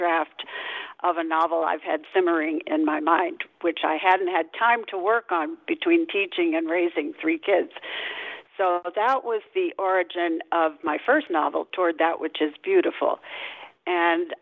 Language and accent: English; St. Louis, Missouri, United States; moved away as an adult; also born or lived in Lima, Peru / New England; I grew up in St. Louis, Missouri, where part of this current novel is set, in a large family, the oldest of seven children.